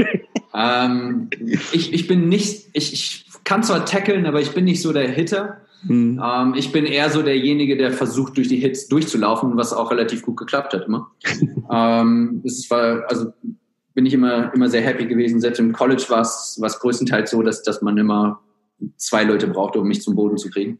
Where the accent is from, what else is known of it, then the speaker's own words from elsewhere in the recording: Germany; moved away as an adult; also born or lived in United States / Australia; ich bin gebürtiger Deutscher